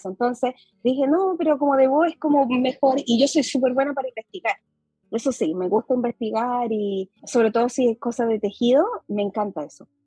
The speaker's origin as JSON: {"language": "Spanish", "country": "Chile", "accent": "Chilean", "said": "Para mí que yo vivo en el extranjero, las personas de aquí sienten que tengo un acento chileno, pero cuando yo voy a Chile me dicen que yo no soy de ahí porque tengo acento como mezclado."}